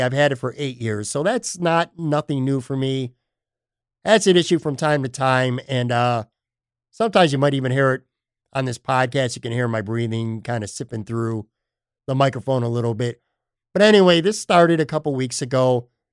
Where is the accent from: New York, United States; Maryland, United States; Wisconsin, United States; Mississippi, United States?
New York, United States; Buffalo; now in Florida, United States; my hometown, even though I'm currently not in my hometown